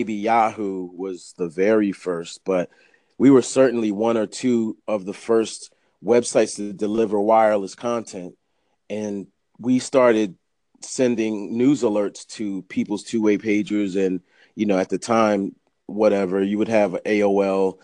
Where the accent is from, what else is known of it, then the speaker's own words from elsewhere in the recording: Delaware, United States; moved away; also born or lived in Flatbush, Brooklyn, New York City; I'm from Delaware.